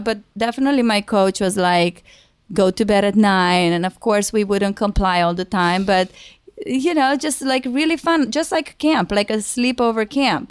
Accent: Rădăuți, Suceava County, Romania; moved away as an adult; now in United States; I'm originally from Romania. Um, I moved to America when I was twenty-one

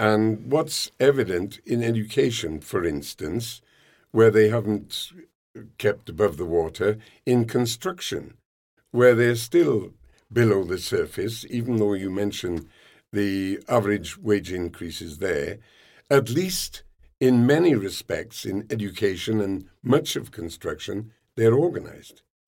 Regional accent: United Kingdom; we're Brits

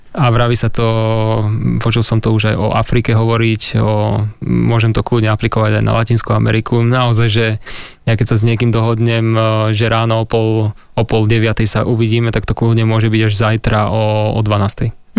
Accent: Handlová, Trenčín Region, Slovakia; u nás v Handlovej to bolo tak, že každá trieda vždycky potom v tercii

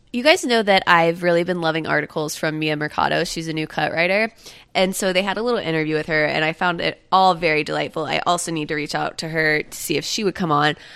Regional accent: Satellite Beach, Florida, United States; moved away; I'm from Satellite Beach.

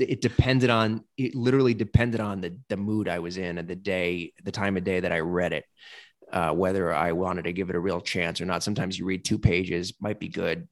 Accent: New York, United States; moved away as an adult; now in Nashville, United States; from New York, but I but I'm from here now. Yeah, I live here now

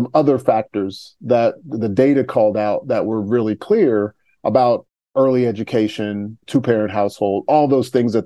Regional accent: Topeka, Kansas, United States; I grew up in Topeka, Kansas. And so I lived there for 18 years until I went to college.

